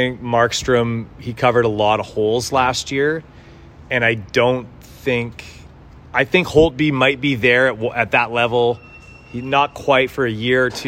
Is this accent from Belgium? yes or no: no; Edmonton, Alberta, Canada; moved away as an adult; now in Vancouver, Canada; I was born in Edmonton and raised there